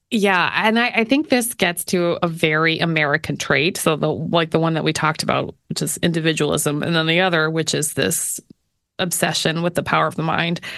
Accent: Canada; moved away; being Canadian

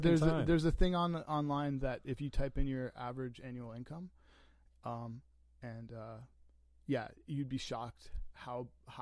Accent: Canada; when I was growing up in the Canadian Martyrs, there was a skateboard park in the summer times.

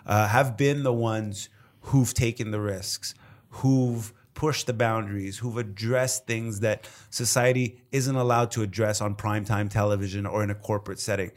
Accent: Montreal, Quebec, Canada; as a Canadian, you know, from Montreal

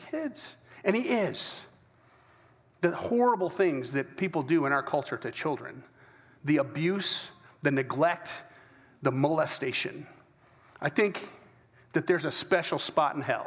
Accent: United States; I'm as American as they come

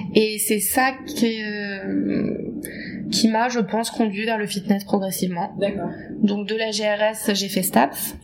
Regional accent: Paris, Île-de-France, France; je viens de Paris, j'habite à Paris

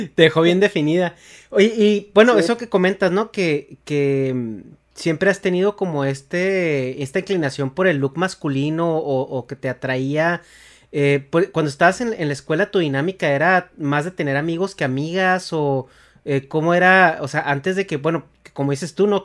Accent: Chihuahua, Mexico; yo soy de Chihuahua

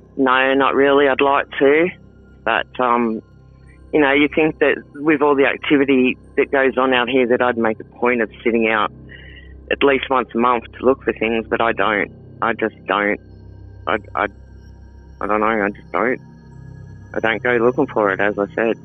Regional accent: Sydney, New South Wales, Australia; moved away; I'm from Sydney

